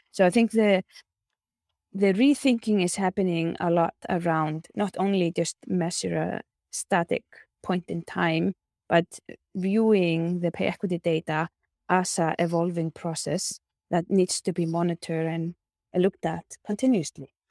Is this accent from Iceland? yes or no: yes; Iceland; my home country, Iceland